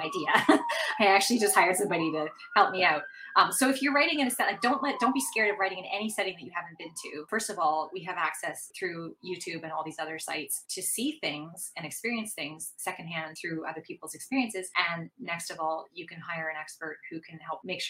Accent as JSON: {"language": "English", "country": "Canada", "also_born_or_lived": "Venice, Italy", "said": "I'm Canadian"}